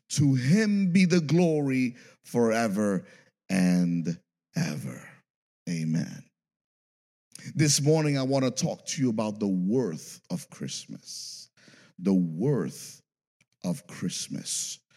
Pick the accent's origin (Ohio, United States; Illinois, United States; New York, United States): New York, United States; New York City; I came from New York City, I never heard of this.